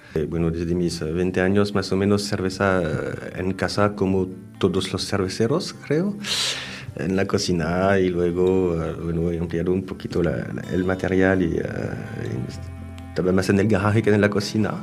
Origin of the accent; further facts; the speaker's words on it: France; Spanish is a second language; moved away as an adult; now in Cambrils, Spain; Soy francés, tengo 44 años